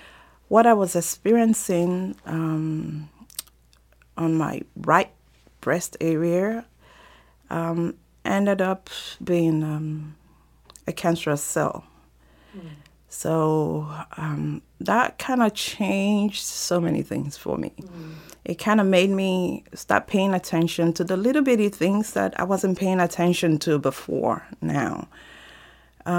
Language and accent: English; Nigeria; moved away; I'm originally from Nigeria, and I come from a very large family, a family of 11 kids